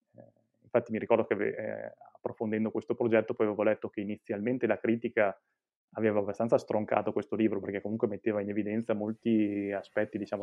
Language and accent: Italian; Mantua, Lombardy, Italy; io sono di Mantova, Mantova che si trova in Lombardia